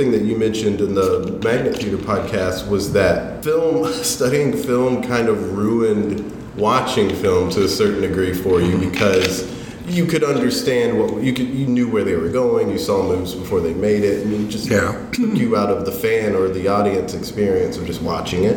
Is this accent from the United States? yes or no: yes; South Carolina, United States; growing up in South Carolina, just as a kid in junior high